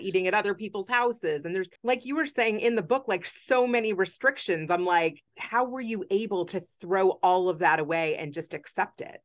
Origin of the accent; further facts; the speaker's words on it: Kentucky, United States; growing up a Jew in Kentucky